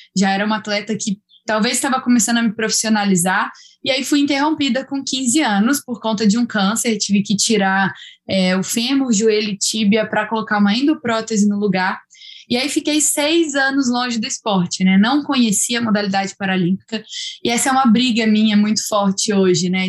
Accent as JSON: {"language": "Portuguese", "region": "Espírito Santo", "country": "Brazil", "also_born_or_lived": "Minas Gerais", "moved": "as an adult", "said": "sou capixaba, mas talvez isso eu nunca tenha falado, me sinto um pouquinho mineira já, por ter morado em Minas durante quatro anos"}